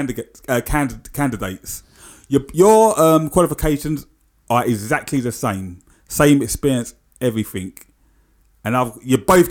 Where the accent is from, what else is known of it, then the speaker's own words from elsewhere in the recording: London, United Kingdom; I grew up in Canning Town, like in the 80s